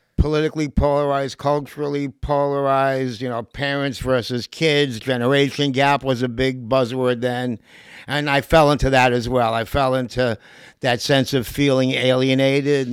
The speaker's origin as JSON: {"language": "English", "town": "New York City", "region": "New York", "country": "United States", "tie": "born or raised there", "said": "I'm from Lower East Side of Manhattan, a place called Grand Street"}